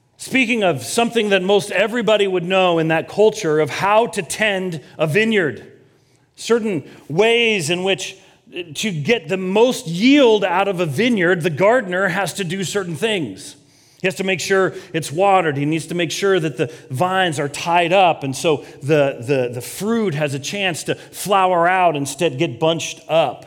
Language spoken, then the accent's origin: English; Colorado, United States; moved away as an adult; also born or lived in Kansas / Los Angeles, United States; I grew up in Colorado